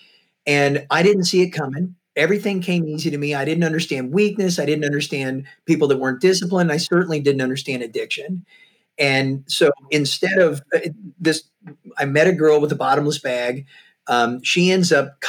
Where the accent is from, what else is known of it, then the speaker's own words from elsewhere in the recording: Missouri, United States; moved away; also born or lived in Tampa, Florida / San Francisco; I'm from Missouri, and I'm from a really small farming community